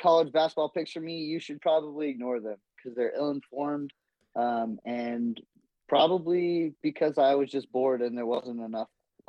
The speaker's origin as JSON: {"language": "English", "region": "Georgia", "country": "United States", "tie": "born or raised there", "said": "all the kids we grew up with in Georgia."}